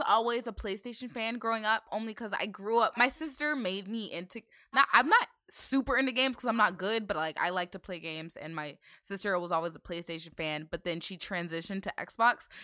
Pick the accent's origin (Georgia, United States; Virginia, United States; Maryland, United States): Virginia, United States; Northern; growing up in Virginia